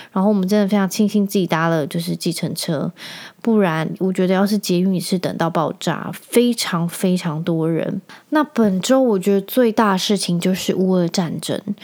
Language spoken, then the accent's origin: Chinese; Penghu County, Taiwan; 因为我在澎湖长大